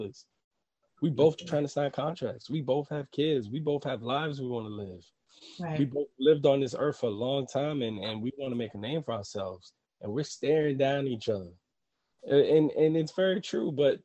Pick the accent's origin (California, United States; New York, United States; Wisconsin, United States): New York, United States; New York City; I'm from Harlem. I grew up in projects.